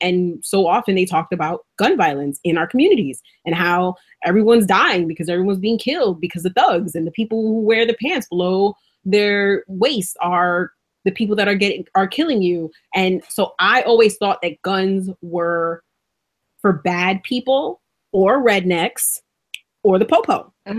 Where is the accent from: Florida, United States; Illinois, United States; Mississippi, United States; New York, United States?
New York, United States; New York City; now in Oregon, United States; I grew up in the South Bronx, so it is what it is.